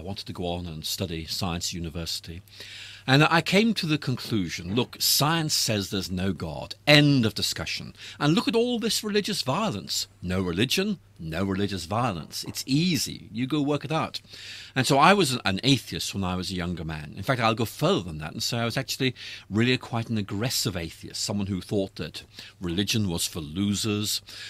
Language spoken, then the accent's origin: English; Northern Ireland, United Kingdom; Yes, I grew up in Northern Ireland back in the 1960s, and I've lost my accent, but you know, it was a very, very rough time.